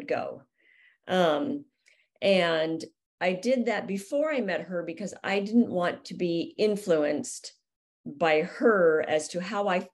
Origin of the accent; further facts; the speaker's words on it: Southern California, United States; growing up in Southern California, I knew about skateboarding. It's everywhere here